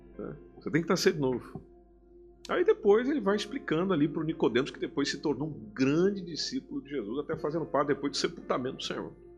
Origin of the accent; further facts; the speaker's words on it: Brazil; now in Portugal; eu também sou brasileiro como você